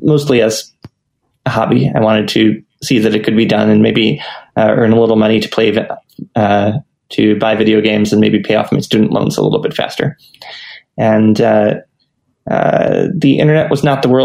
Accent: United States; moved away as an adult; also born or lived in Japan; I grew up in the United States

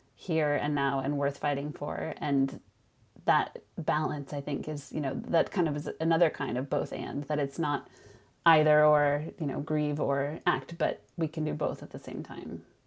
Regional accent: Sonoma, California, United States; moved away as an adult; now in Lund, Sweden; I grew up in Sonoma, which is about an hour north of San Francisco

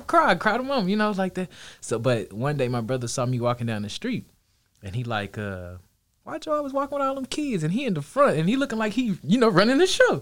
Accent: Dallas, Texas, United States; Kid growing up in Dallas

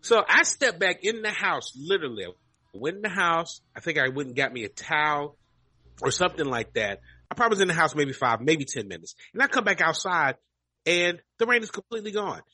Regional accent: Kentucky, United States; now in Texas, United States; I grew up in Kentucky

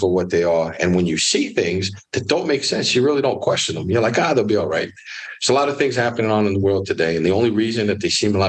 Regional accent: Miami, Florida, United States; also born or lived in Orlando, Florida; I'm born and raised in Miami, Florida, raised by a single mom

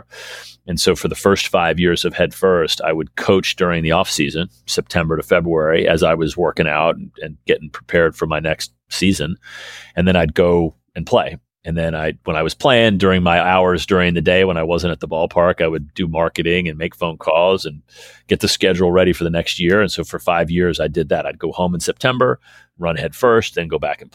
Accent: Washington, District of Columbia, United States; a mile or so from where I grew up and where I learned to play the game of baseball. And so DC's always been home for me personally.

